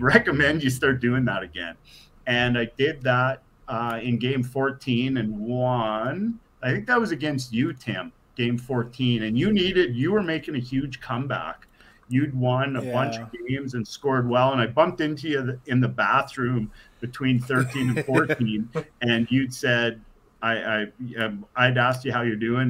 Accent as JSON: {"language": "English", "town": "Regina", "region": "Saskatchewan", "country": "Canada", "tie": "born or raised there", "also_born_or_lived": "Thompson, Manitoba", "said": "when we moved from Thompson to Regina"}